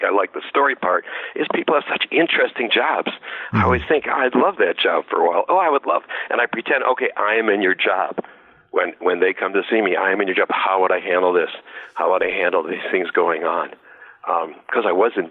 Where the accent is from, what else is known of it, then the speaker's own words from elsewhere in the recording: Detroit, Michigan, United States; I'm from Detroit.